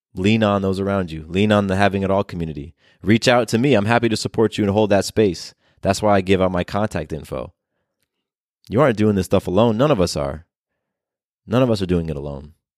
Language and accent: English; California, United States; also born or lived in Florida; now in Atlanta, United States; I was born in California. I spent a lot of years in Florida